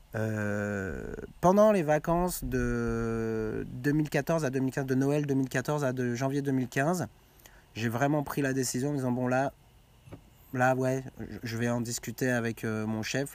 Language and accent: French; Quevillon, Normandy, France; mon bled de Quevillon